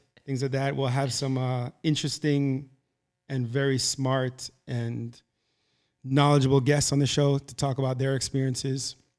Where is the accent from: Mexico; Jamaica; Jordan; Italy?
Jamaica; moved away; also born or lived in Boca Raton, Florida; So our, our school experiences there were, were different, right? So we're coming from Jamaica